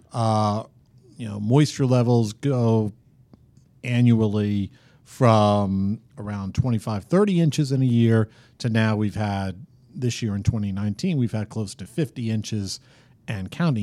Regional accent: New York, United States; growing up in New York

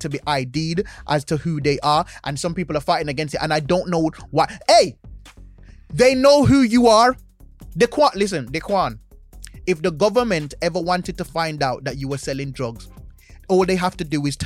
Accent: Jamaica; now in United Kingdom; I'm Jamaican

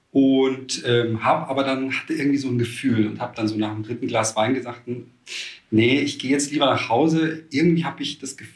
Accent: Austria; born or raised there; now in Cologne, Germany

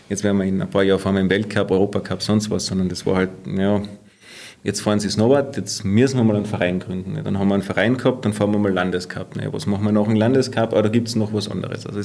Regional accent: St. Urban, Carinthia, Austria; Ja, also ich bin auf der Simon hier ja groß geworden, also in St. Urban und bei uns war es nicht weit auf die, zum, zum, Skigebiet.

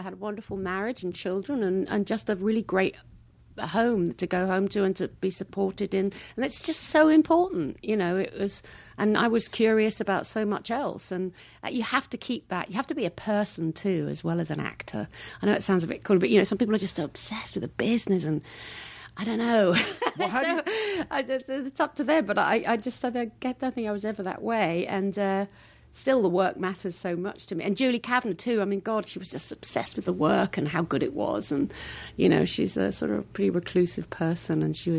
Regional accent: Hackbridge, London, United Kingdom; I mean, I came from Hackbridge. I had a fish and chip shop and a sewer works where I grew up.

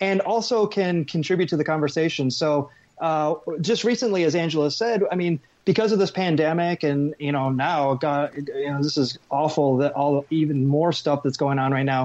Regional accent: Arizona, United States; I grew up in Arizona

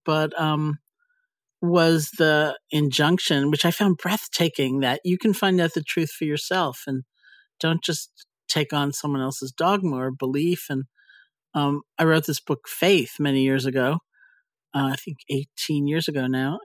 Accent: New York, United States; I'm a New Yorker

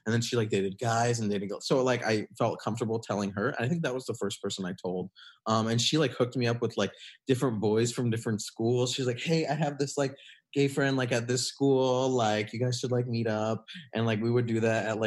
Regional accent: Michigan, United States; I grew up in Michigan in a pretty small town. It was close to a big university. It was close to Michigan State University

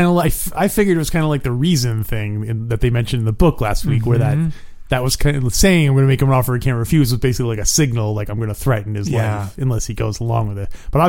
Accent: New York City tri-state area, United States; You and I, growing up in the New York City tri-state area

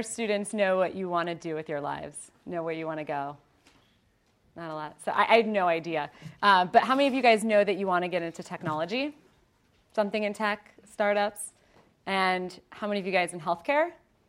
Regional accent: Ohio, United States; So, quick background on me, born and raised in Ohio. Any Ohioans? Yay!

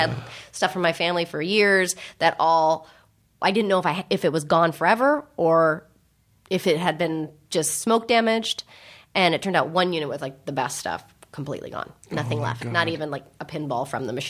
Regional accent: San Francisco, California, United States; now in Los Angeles, United States; I grew up in San Francisco, the Bay Area, and my parents grew up in San Francisco

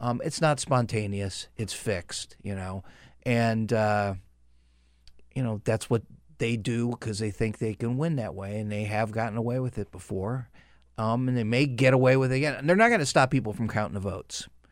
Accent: upstate New York, United States; upstate New York

